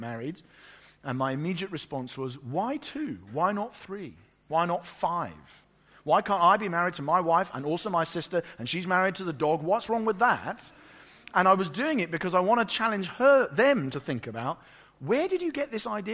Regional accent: England, United Kingdom; I'm an English pastor

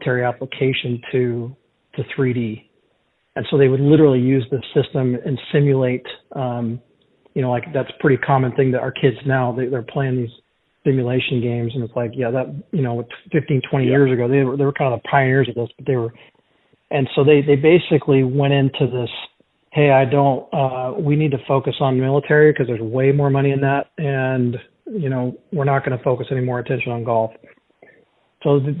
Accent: Portland, Oregon, United States; I'm from Portland, Oregon.

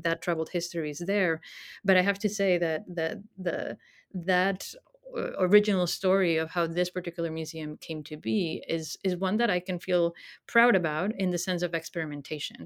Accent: Spain; moved away as an adult; I was born in Spain and grew up there, studied there.

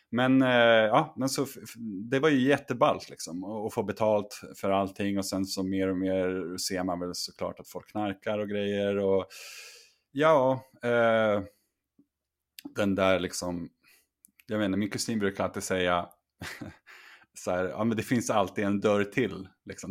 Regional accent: Sweden; also born or lived in China; hemma i Sverige

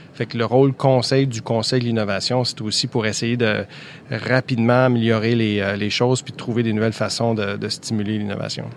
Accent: Quebec, Canada; chez nous au ah, Québec

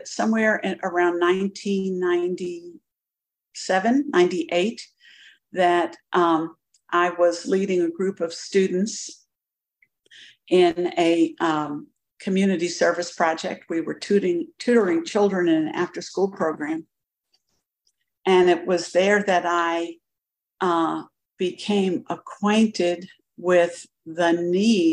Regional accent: New York City, New York, United States; now in Augusta, United States; I'm a girl from Brooklyn

